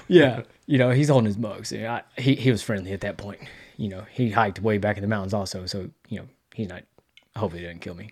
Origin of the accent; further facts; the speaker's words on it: Texas, United States; I'm from Texas